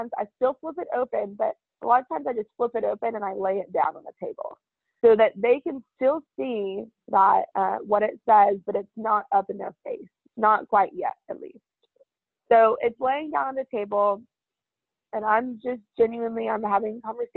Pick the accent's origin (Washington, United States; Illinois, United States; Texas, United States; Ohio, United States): Texas, United States; also born or lived in Fairfax; I wasn't born here, but I've been in Texas almost my whole life. I was born in Fairfax.